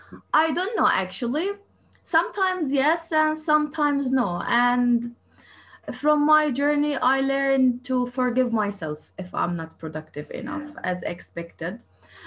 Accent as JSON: {"language": "English", "town": "Jerusalem", "region": "East Jerusalem", "country": "Palestine", "moved": "as an adult", "lives_now": "Istanbul, Turkey", "said": "I'm originally from East Jerusalem. I came to Istanbul since 5 years to continue my PhD."}